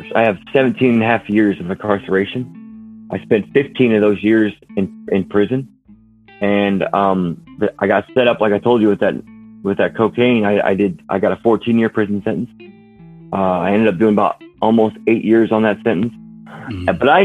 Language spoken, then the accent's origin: English; Warsaw, Indiana, United States; also born or lived in California / Idaho; my hometown here in Warsaw, Indiana